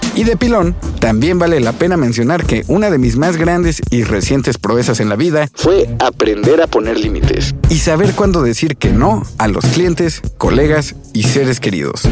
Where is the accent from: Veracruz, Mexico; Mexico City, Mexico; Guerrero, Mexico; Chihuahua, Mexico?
Mexico City, Mexico; Yo, por ejemplo, nací y crecí aquí, en la Ciudad de México